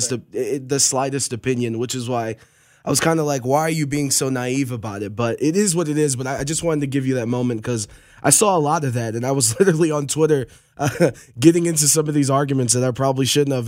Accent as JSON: {"language": "English", "town": "Cleveland", "region": "Ohio", "country": "United States", "said": "I'm from Cleveland"}